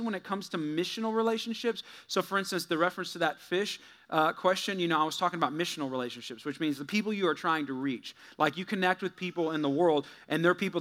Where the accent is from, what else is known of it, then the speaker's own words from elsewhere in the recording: California, United States; moved away as an adult; also born or lived in Missouri; I'm from there. I'm born there. I'm a Californian